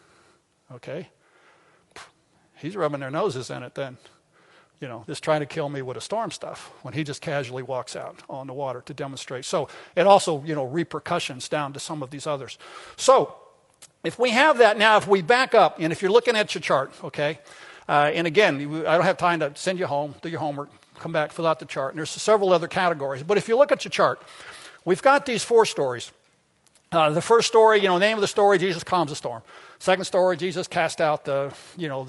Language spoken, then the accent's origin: English; Arkansas, United States; I'm from Arkansas